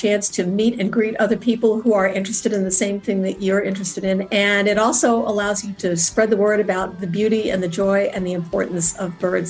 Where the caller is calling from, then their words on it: Fort Myers, Florida, United States; I'm calling from Fort Myers, Florida.